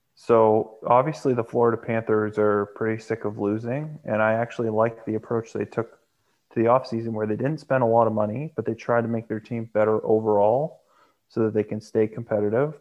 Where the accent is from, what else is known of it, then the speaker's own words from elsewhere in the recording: Canada; I am Canadian